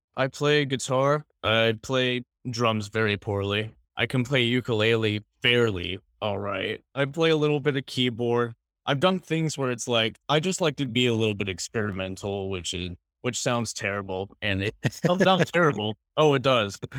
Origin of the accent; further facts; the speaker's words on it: Northern California, United States; moved away as an adult; now in Portland, United States; I am from California, Northern California